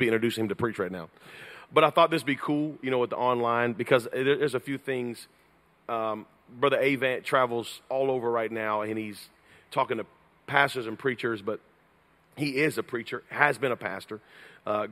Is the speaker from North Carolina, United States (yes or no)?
yes; North Carolina, United States; also born or lived in Georgia; I was raised in North Carolina